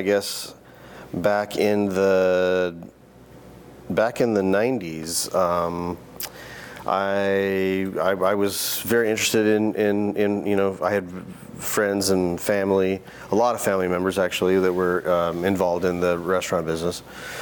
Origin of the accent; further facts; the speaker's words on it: Boise, Idaho, United States; Boise, Idaho, which is my hometown